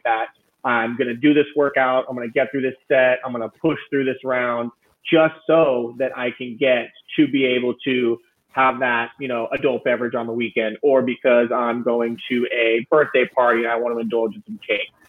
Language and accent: English; Central California, United States; moved away as an adult; now in San Francisco, United States; my hometown in uh, Central California